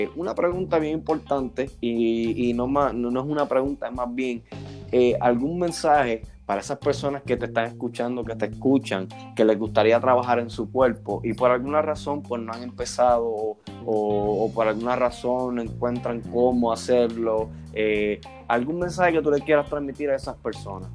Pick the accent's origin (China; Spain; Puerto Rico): Puerto Rico; now in Houston, United States; soy de Houston, pero hecho en Puerto Rico